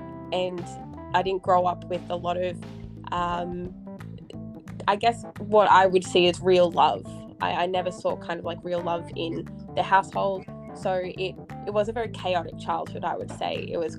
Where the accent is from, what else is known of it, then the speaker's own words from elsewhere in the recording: Perth, Western Australia, Australia; born there; also born or lived in Townsville / Newcastle / Brisbane / Sunshine Coast; I was born in Perth, I've lived in Townsville, I've lived in Newcastle, Brisbane, Sunshine Coast.